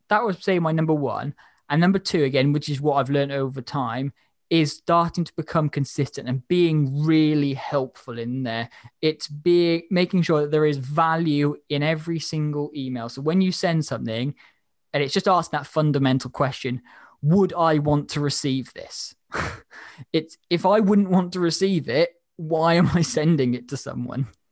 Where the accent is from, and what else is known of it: Wales, United Kingdom